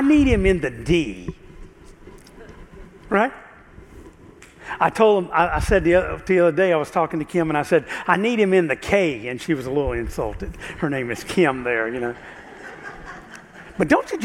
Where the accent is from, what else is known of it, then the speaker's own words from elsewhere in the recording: South Carolina, United States; I grew up in South Carolina, you might can tell. So we grew up about an hour and a half from Myrtle Beach.